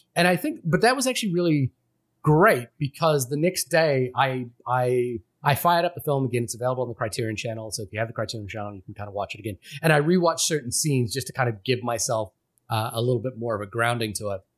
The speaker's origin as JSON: {"language": "English", "country": "Fiji", "tie": "born or raised there", "moved": "yes", "said": "I grew up in a city in Fiji"}